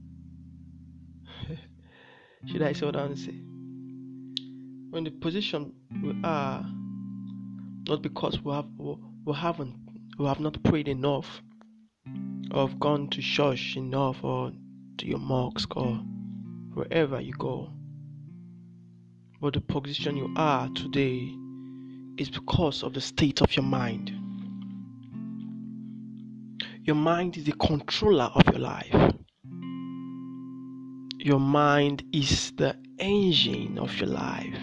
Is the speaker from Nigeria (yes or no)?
yes; Nigeria; I'm from Nigeria